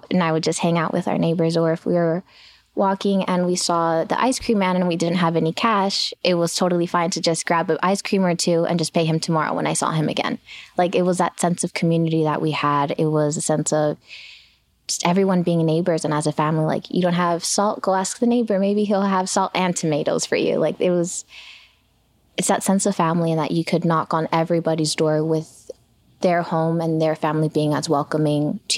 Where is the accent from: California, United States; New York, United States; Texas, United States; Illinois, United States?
California, United States; Los Angeles; My neighborhood is made up of the most hardworking people you can imagine.